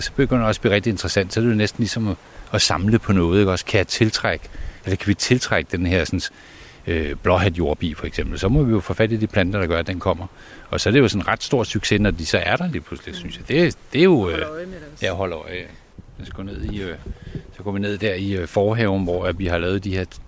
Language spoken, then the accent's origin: Danish; Copenhagen, Capital Region of Denmark, Denmark; now in North Jutland, Denmark; jeg var oprindeligt en dreng fra Stenbroen inde på Nørrebro, og så er jeg havnet oppe i Nordjylland